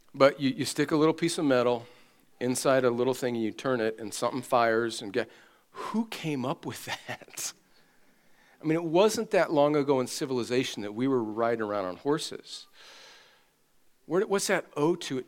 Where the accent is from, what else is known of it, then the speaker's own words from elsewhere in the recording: California, United States; I'm from California